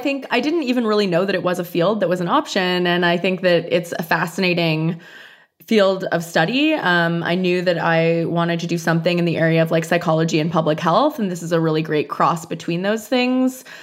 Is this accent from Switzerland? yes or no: no; Canada; moved away; I'm Canadian